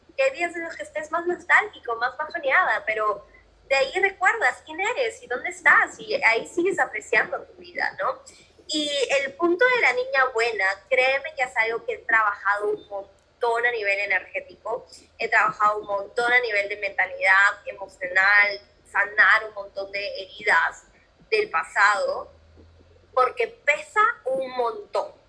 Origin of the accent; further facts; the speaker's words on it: Peru; moved away as an adult; yo soy de Perú